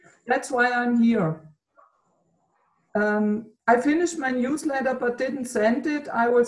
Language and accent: English; Germany; from Germany